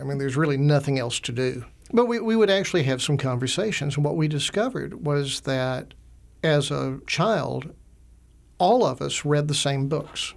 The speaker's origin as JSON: {"language": "English", "town": "Augusta", "region": "Georgia", "country": "United States", "tie": "born or raised there", "also_born_or_lived": "Alabama / Slovakia", "said": "I grew up in Augusta, Georgia, went to Augusta University"}